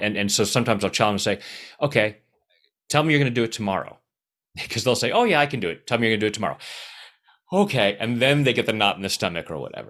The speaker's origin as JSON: {"language": "English", "town": "Anaheim", "region": "California", "country": "United States", "tie": "born or raised there", "said": "I was born in Anaheim"}